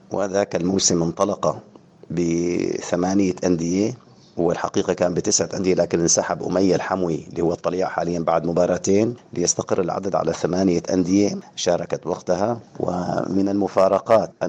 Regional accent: Syria; نحن من سوريا

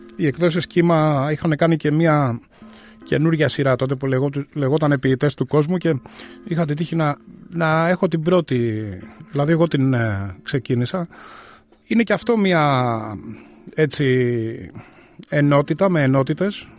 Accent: Athens, Attica, Greece; moved away as an adult; now in Melbourne, Australia; Γεννήθηκα στην Αθήνα πριν ε, σχεδόν 64 χρόνια. Ε, στην Αυστραλία ήρθα το 1992

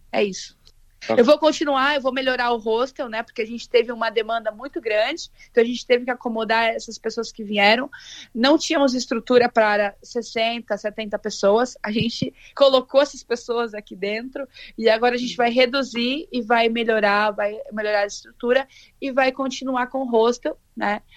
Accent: Londrina, Paraná, Brazil; moved away as an adult; also born or lived in France; now in Qatar; Eu sou de Londrina, Paraná, e eu moro fora do Brasil já faz um tempo

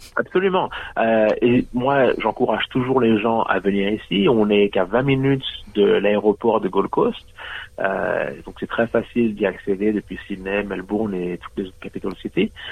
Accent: Martinique; moved away as an adult; now in New South Wales, Australia; je suis né, j'ai grandi en Martinique

